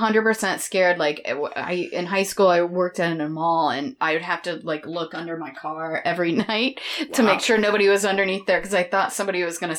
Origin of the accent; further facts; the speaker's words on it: Florida, United States; Yeah, I lived there till I was like 28.